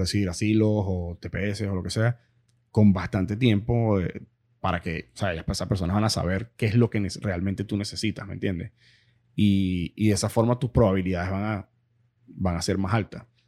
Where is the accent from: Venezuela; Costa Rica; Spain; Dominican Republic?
Venezuela; also born or lived in Miramar / Pembroke Pines / Doral; now in Miami, United States; nosotros como venezolanos